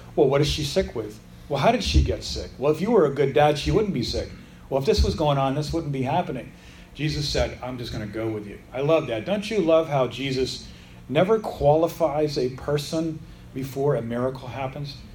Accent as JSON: {"language": "English", "country": "United States", "said": "I'm a Gentile, I'm an American, I'm not from that part of Israel"}